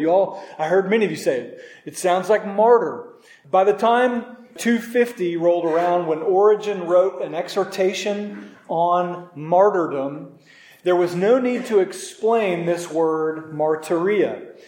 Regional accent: Norman, Oklahoma, United States; moved away; in Norman, in this 5K, one of my first 5Ks, going back to my hometown

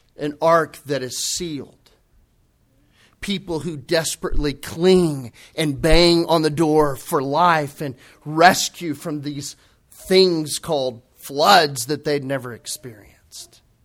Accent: United States; we're American Christians

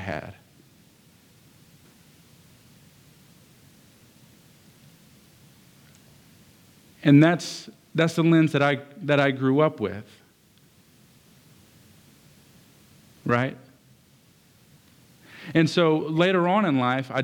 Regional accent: Lake Charles, Louisiana, United States; also born or lived in Westlake, Louisiana; I grew up in Lake Charles in Westlake. I bounced between those two quite a bit. But being in southern Louisiana is what I'm in. I grew up here in southern Louisiana

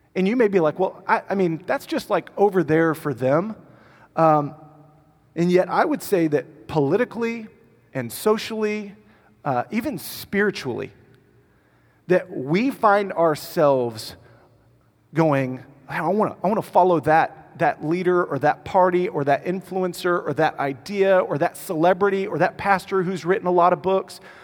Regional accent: United States; because I'm American

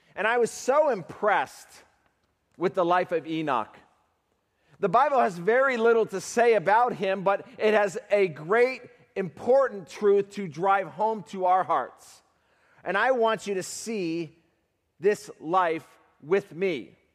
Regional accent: Uganda; I'm from Uganda, Africa

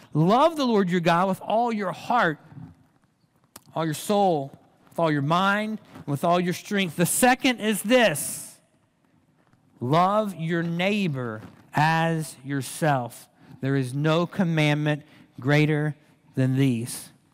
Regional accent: Reidsville, North Carolina, United States; born or raised there; also born or lived in Durham, North Carolina

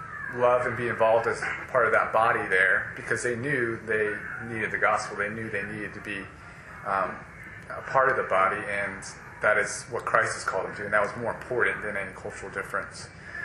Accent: United States; I'm half Chinese, but I was born in America, raised in American culture, although I had significant influence from my mother in understanding Chinese culture.

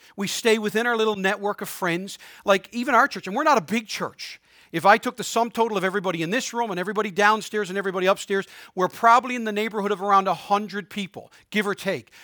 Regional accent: Harbour Grace, Newfoundland and Labrador, Canada; also born or lived in Prince Edward Island; now in St. John's, Canada; I was born in Saint John's, but raised in Harbor Grace

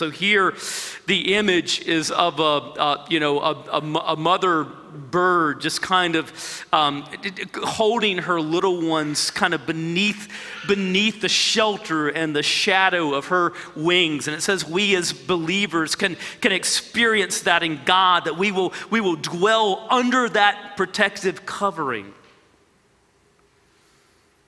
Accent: United States; as American believers

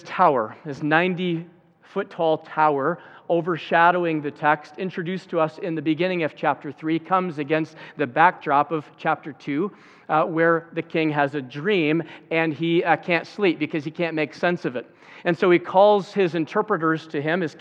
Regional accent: Zeeland, Michigan, United States; every year in my hometown of Zealand, there's a Memorial Day parade

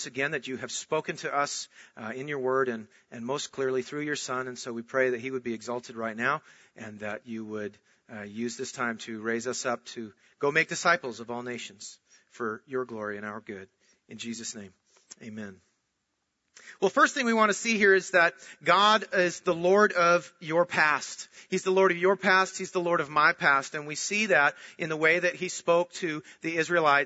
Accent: Minnesota, United States; I was born in Minnesota and I was born into a Christian home

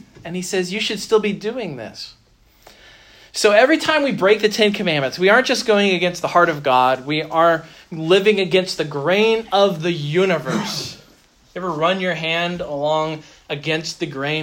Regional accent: United States; being American

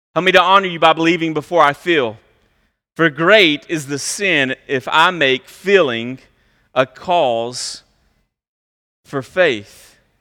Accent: United States; us as westernized American people

